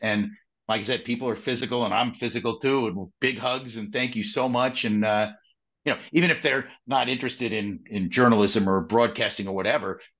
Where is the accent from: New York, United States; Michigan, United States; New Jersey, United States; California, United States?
New York, United States; Manhasset; I grew up on Long Island watching the news as a junior in high school in Manhasset, New York.